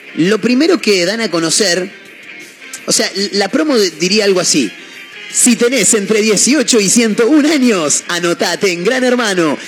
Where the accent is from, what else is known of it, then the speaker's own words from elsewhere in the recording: Chivilcoy, Buenos Aires Province, Argentina; soy de, Chivilcoy, nací en, una parte rural del pueblo